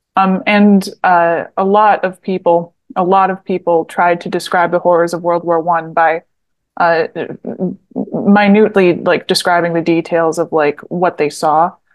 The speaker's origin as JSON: {"language": "English", "region": "Southeast Michigan", "country": "United States", "tie": "born or raised there", "said": "I'm from Southeast Michigan, uh, and I lived there my whole life"}